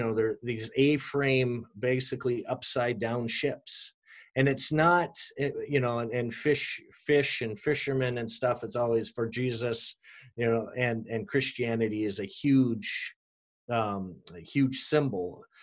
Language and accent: English; Minneapolis, Minnesota, United States; this church that I told you that I grew up in in Minneapolis